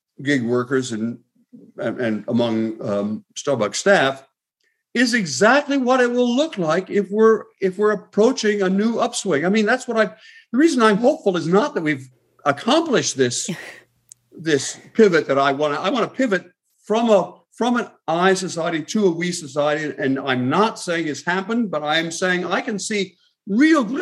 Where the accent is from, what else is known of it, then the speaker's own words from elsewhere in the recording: Port Clinton, Ohio, United States; my hometown, Port Clinton, Ohio.